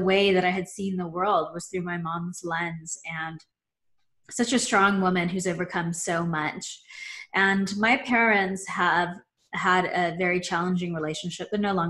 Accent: Philippines; born there; I was born in the Philippines.

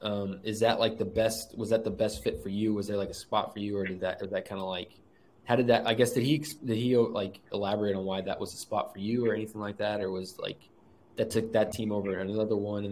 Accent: San Antonio, Texas, United States; coming from like where I came from, a small private school in like San Antonio, which is a big city.

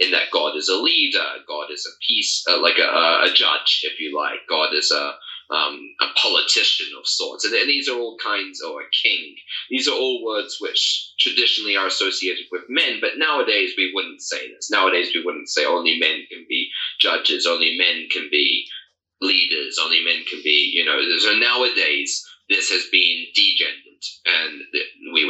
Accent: New Zealand; now in Armenia; I was raised in New Zealand

